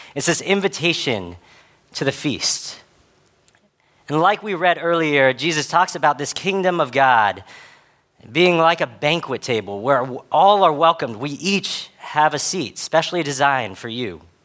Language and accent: English; Dallas, Texas, United States; I grew up in spaces in Dallas where I was a part of a lot of different white majority spaces